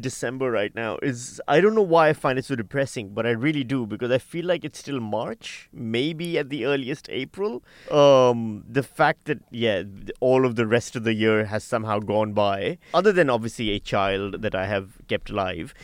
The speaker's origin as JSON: {"language": "English", "country": "Australia", "said": "being Australian"}